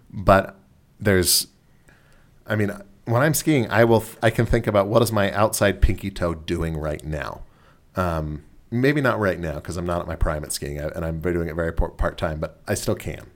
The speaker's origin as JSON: {"language": "English", "region": "Southern California", "country": "United States", "moved": "yes", "said": "I'm from Southern California"}